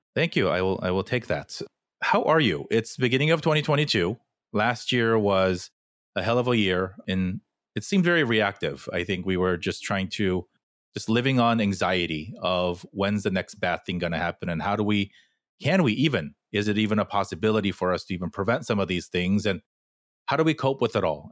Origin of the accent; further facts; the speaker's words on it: Fullerton, California, United States; I grew up in an equally Korean neighborhood in Fullerton